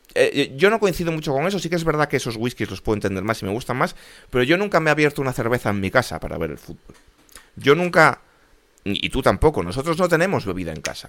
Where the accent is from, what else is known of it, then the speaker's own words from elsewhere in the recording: Spain; como español